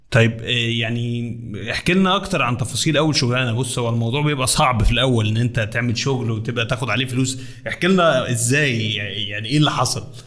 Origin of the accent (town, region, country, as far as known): Egypt